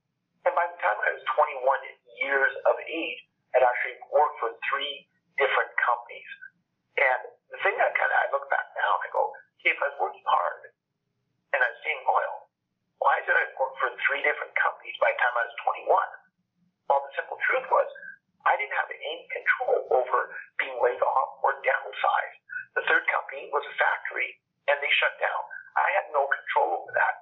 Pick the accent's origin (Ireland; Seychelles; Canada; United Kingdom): Canada; Alberta; when I was growing up, I'm from Canada. I live in a province called Alberta. And here we are very, very oil rich